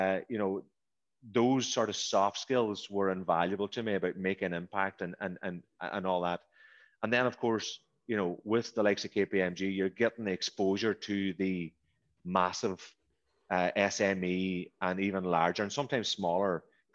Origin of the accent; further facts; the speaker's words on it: the Northwest, Ireland; moved away as an adult; also born or lived in Dublin / Brisbane, Australia; I'm from the Northwest